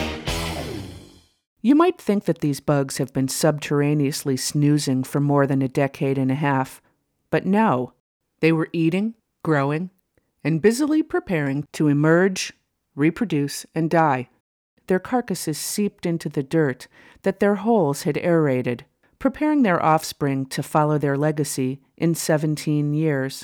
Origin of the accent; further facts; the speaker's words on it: Ohio, United States; moved away; my son and I took a trip to my home state of Ohio